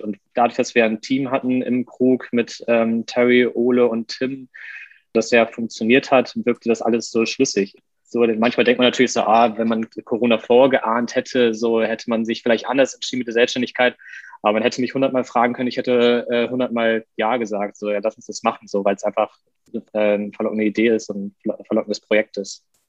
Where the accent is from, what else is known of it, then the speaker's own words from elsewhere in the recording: Westerstede, Lower Saxony, Germany; moved away as an adult; now in Hamburg, Germany; auch aufgewachsen im Norden, bin mit 18 nach meiner Kochausbildung nach Hamburg gezogen, komme ursprünglich aus Niedersachsen, aus einer Kleinstadt namens Westerstede